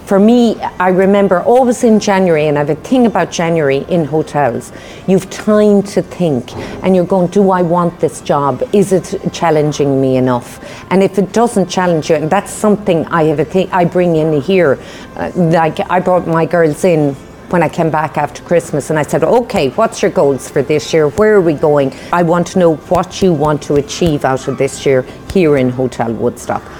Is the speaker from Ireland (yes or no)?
yes; Bunratty, Munster, Ireland; When we grew up in Bunratty, my mother ran a B&B